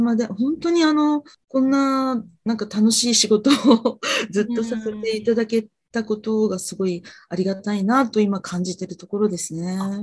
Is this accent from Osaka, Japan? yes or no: no; Fukuoka, Japan; now in Tokyo, Japan; 私はあの、福岡の出身なんで